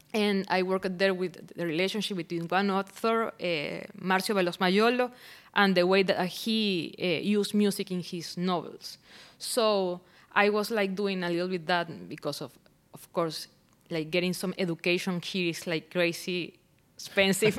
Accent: Barquisimeto, Lara, Venezuela; English is a second language; moved away as an adult; I am originally from Barquisimeto

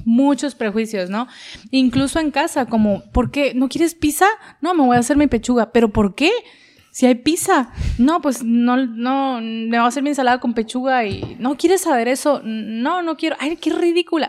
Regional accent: Mexico; a nosotros como sociedad, como mexicanos

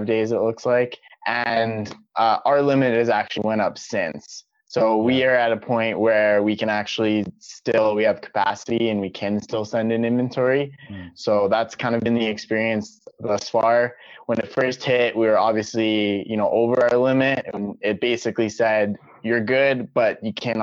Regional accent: Canada; I'm Canadian

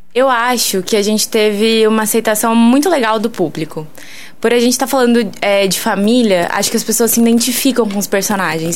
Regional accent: interior of São Paulo, Brazil; moved away as an adult; now in São João del-Rei, Brazil; eu venho do interior de São Paulo e aí lá eu atuava num grupo de, desde assim de criança

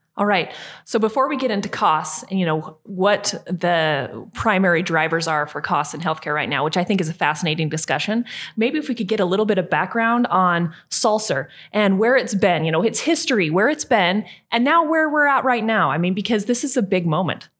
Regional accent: southeastern Idaho, United States; I was born and raised in Idaho

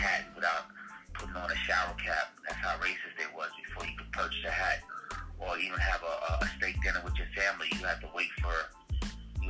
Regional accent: New York City, New York, United States; also born or lived in Far Rockaway, Queens; I grew up in Harlem before I moved out to Queens, Far Rockaway

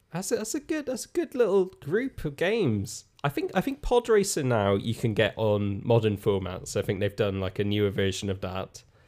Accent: Ireland; moved away; being Irish

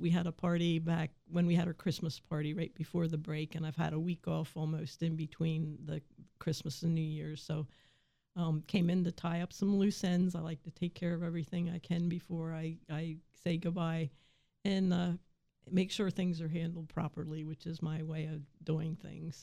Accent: Waynesboro, Pennsylvania, United States; I grew up in this valley, I grew up in Waynesboro

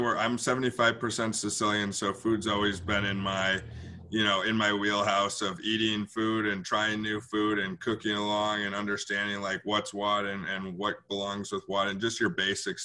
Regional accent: Milwaukee, Wisconsin, United States; I'm born and raised in Bayview. So I'm back in my home neighborhood, in my little area in Milwaukee. But I've been here my whole life

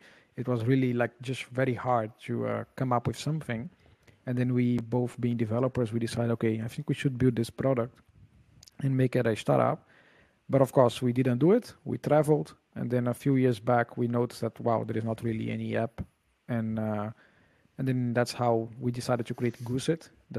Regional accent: Brazil; moved away as an adult; now in Netherlands; I'm actually from Brazil, living in Holland for the past 10 years.

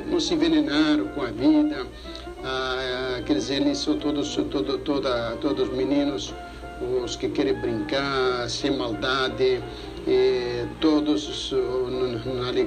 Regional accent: Brazil; also born or lived in Greece; Graças a Deus, agradeço a Deus que eu nasci aqui no Brasil, que eu adoro o meu país, o meu, eu sou brasileiro, graças a Deus, adoro o Brasil. E, e, passei tantos anos também na Grécia

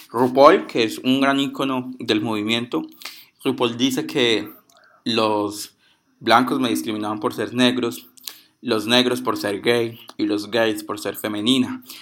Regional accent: Pereira, Risaralda, Colombia; Tengo 22 años, soy de Puerto Caldas Pereira

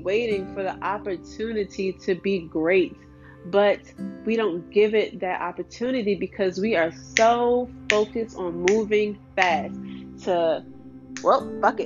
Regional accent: Washington, District of Columbia, United States; I grew up in Southeast DC, like ratchet ass, ghetto ass neighborhood.

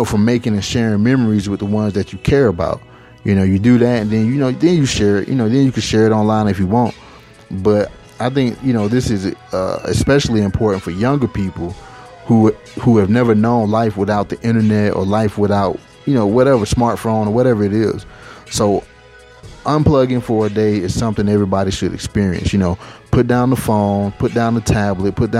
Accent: Atlanta, Georgia, United States; moved away as an adult; now in Las Vegas, United States; I recently moved from my hometown in Atlanta, Georgia to Las Vegas

